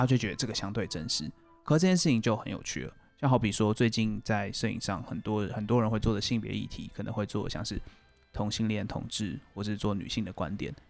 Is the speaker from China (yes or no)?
no; Taiwan; 然后这是我们台湾类似方言啊